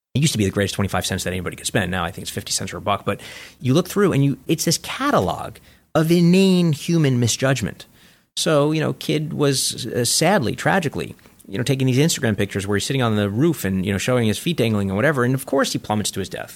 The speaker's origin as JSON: {"language": "English", "town": "New York City", "region": "New York", "country": "United States", "tie": "born or raised there", "said": "When I grew up in Coney Island"}